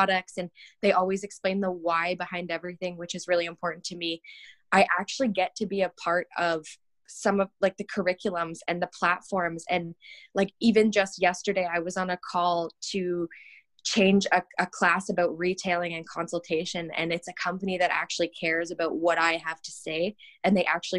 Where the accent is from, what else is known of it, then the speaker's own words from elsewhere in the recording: Ontario, Canada; moved away as an adult; now in Calgary, Canada; So I'm from Ontario originally. So in Ontario at the time, you could do something called a youth apprenticeship. So in grade 11, I started going to the salon